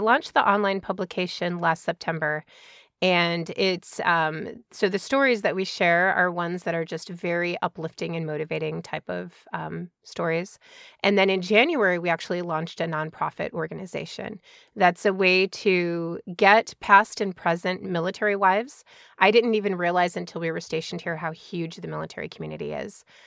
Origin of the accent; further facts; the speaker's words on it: Chicago, Illinois, United States; also born or lived in Georgia; now in Washington, United States; I grew up in Chicago suburbs